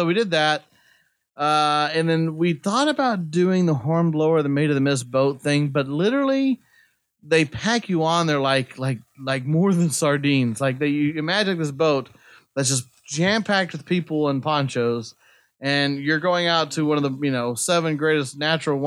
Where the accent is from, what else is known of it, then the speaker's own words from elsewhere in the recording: United States; I'm an American